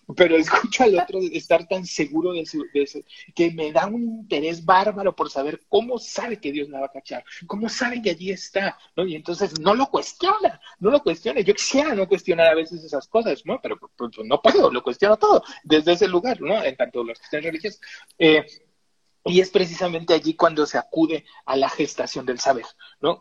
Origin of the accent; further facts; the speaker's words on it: Tabasco, Mexico; así somos los tabasqueños